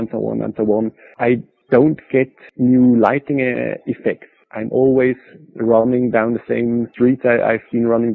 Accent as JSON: {"language": "English", "town": "Basel", "region": "Basel-Stadt", "country": "Switzerland", "tie": "born or raised there", "said": "This was a big fashion studio in Basel, in my hometown"}